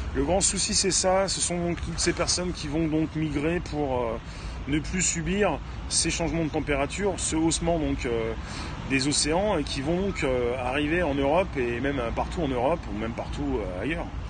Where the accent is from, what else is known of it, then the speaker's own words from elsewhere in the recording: France; en tant que Français